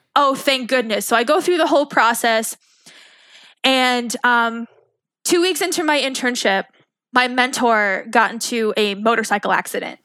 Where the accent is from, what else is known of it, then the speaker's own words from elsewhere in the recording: Long Island, New York, United States; moved away as an adult; I grew up on Long Island